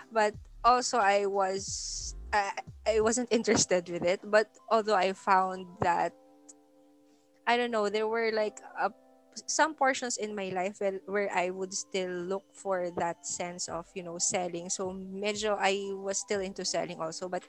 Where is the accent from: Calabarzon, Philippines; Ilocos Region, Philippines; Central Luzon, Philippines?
Ilocos Region, Philippines; I grew up in Ilocos although you know, I wasn't born there